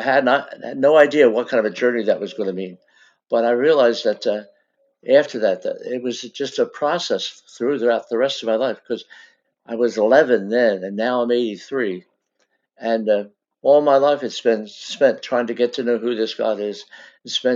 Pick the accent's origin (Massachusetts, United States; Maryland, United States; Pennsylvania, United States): Pennsylvania, United States; Philadelphia; born or raised there